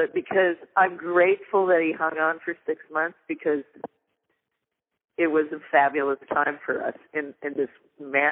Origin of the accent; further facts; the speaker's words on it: California, United States; moved away; also born or lived in Vermont; As a Californian